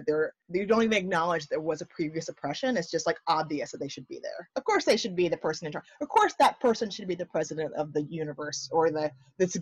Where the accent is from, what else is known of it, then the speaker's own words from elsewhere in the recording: United States; growing up in the States